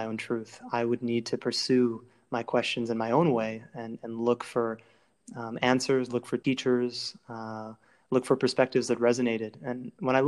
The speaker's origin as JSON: {"language": "English", "town": "Cleveland", "region": "Ohio", "country": "United States", "tie": "born or raised there", "said": "I grew up in Cleveland, Ohio"}